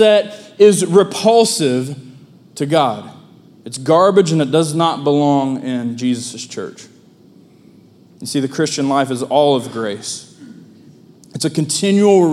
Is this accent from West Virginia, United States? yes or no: yes; Hamlin, West Virginia, United States; moved away as an adult; now in Milton, United States; there is no more glorious Independence Day celebration than the parade in my hometown.